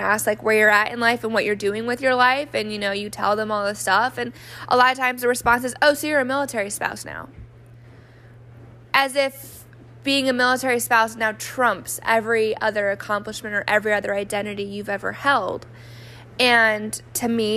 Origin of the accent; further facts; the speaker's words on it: New Mexico, United States; moved away; I grew up in New Mexico, which rarely gets snow